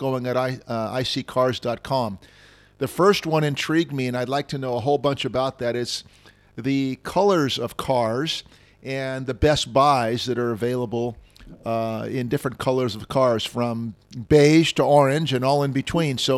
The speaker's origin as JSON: {"language": "English", "region": "New Jersey", "country": "United States", "moved": "yes", "said": "I'm from New Jersey"}